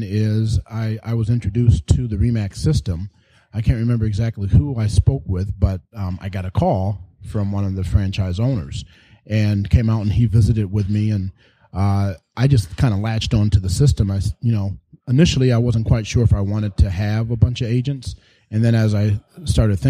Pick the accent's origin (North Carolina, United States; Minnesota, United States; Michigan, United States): Michigan, United States; Grand Rapids; moved away as an adult; also born or lived in Novi, Michigan / Detroit, Michigan; I was born and raised in Grand Rapids, Michigan